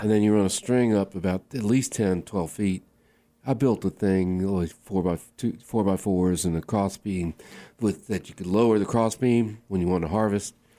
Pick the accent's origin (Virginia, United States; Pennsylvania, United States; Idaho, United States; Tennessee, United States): Virginia, United States; Waynesboro; I grew up in Waynesboro, Virginia